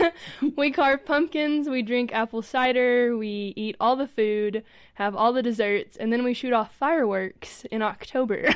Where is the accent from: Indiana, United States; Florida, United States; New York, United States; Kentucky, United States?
Kentucky, United States; I'm from Kentucky.